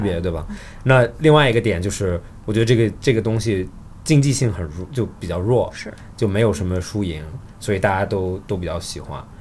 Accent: Australia; 我澳大利亚长大

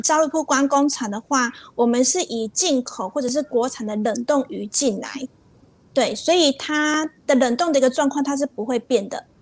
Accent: Taiwan; 我们就是台湾人

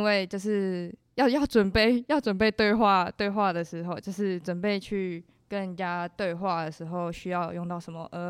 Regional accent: Hualien County, Taiwan; moved away as an adult; now in Taichung, Taiwan; 我是花莲人

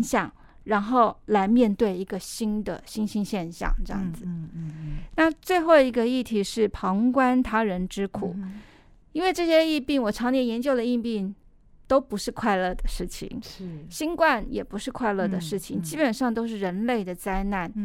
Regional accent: Taiwan; 我们台湾

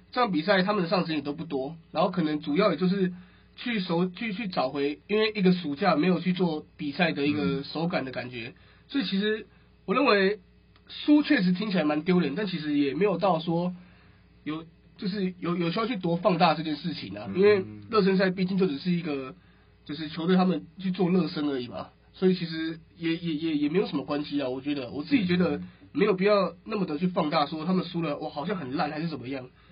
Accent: Taiwan; 我们台湾人

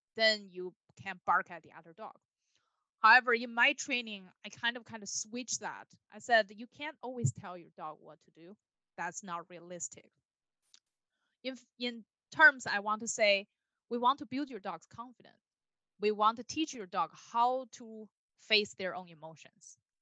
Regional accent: Beijing, China; moved away as an adult; now in United States; I was born and raised in Beijing, China. So I've been in the United States for a little over 10 years.

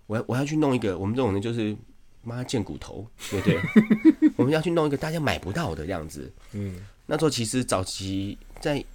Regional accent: Shipai, Taipei, Taiwan; 我老家在石牌

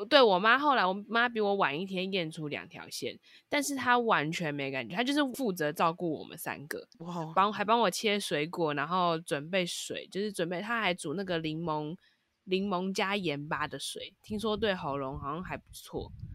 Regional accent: Taipei, Taiwan; 因为我们是台北人

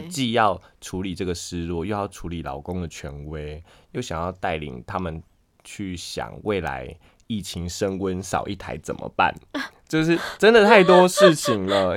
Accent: Pingtung County, Taiwan; moved away; 我屏东人

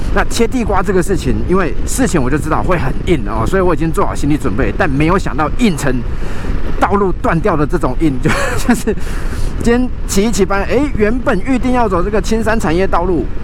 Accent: Kaohsiung, Taiwan; 我们说高雄

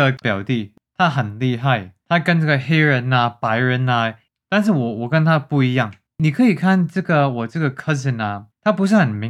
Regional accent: New York, United States; Chinese is a second language; 我从纽约长大的时候，我不知道我是中国人还是我是美国人还是什么人

